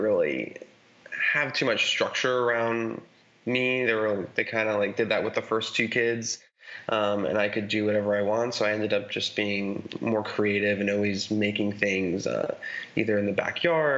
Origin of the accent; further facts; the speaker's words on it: Mount Vernon, New York, United States; I grew up in Westchester, New York, in a town called Mount Vernon, which is basically the first suburb outside the city